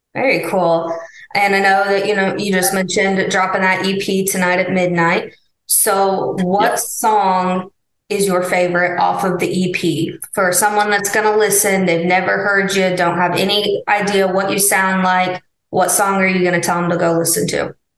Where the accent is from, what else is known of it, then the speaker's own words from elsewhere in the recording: Missouri, United States; moved away; I'm from Missouri